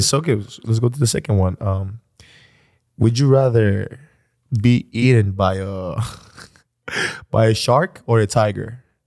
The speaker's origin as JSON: {"language": "English", "town": "Athens", "region": "Attica", "country": "Greece", "tie": "born or raised there", "said": "I was born in Athens, Greece"}